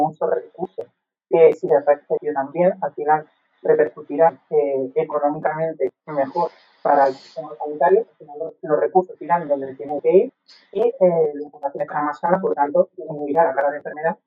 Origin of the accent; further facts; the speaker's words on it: Valencian Community, Spain; Como valenciano